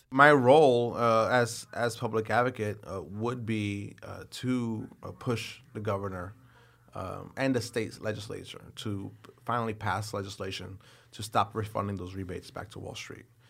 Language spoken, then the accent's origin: English; New York City, New York, United States; as a New Yorker